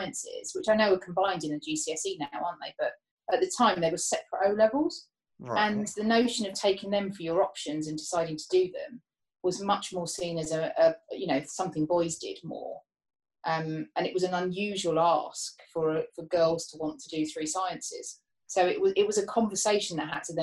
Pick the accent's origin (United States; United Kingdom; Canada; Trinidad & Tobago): United Kingdom; Harrow, London; also born or lived in Watford; So I was actually born in Watford, but then we moved across when I was quite young to Harrow. So grew up sort of school years, I guess, in Harrow and Wealdstone, around that way.